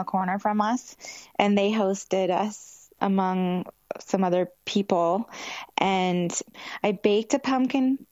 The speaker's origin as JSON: {"language": "English", "region": "South Carolina", "country": "United States", "also_born_or_lived": "New York", "moved": "yes", "lives_now": "Los Angeles, United States", "said": "I'm from South Carolina"}